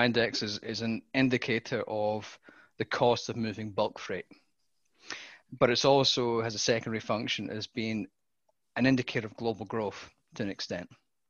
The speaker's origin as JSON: {"language": "English", "country": "United Kingdom", "lives_now": "Australia", "said": "Well, I'm actually Australian now."}